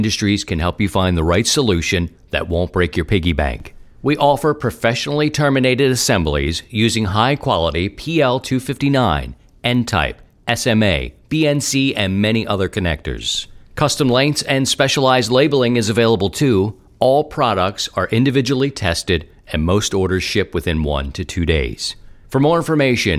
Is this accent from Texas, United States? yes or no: no; Baltimore, Maryland, United States; moved away as an adult; I'm a city guy. I was born in Baltimore and got the chance to come out and live in the country